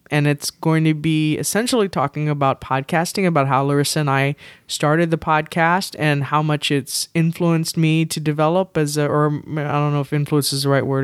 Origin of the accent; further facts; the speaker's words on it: San Antonio, Texas, United States; I grew up in San Antonio